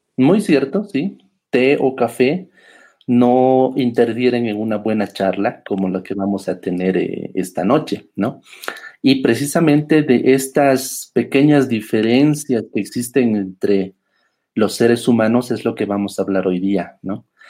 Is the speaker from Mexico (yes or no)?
no; Bolivia; estamos eh, como bolivianos